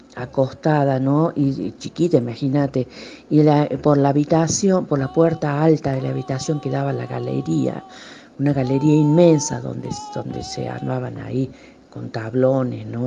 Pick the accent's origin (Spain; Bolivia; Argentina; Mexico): Argentina; Córdoba; muy chiquita ya nos, nos, instalamos acá en Córdoba eh, en la casa de mis otros abuelos, allá en Cruz del Eje